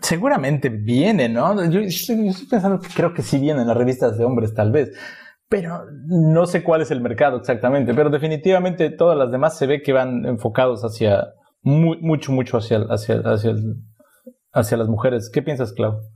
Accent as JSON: {"language": "Spanish", "area": "a town near Poza Rica", "region": "Veracruz", "country": "Mexico", "tie": "born or raised there", "moved": "yes", "said": "yo sí llegué a llamar al radio una o dos veces en Poza Rica, que era el único que llegaba a mi pueblo"}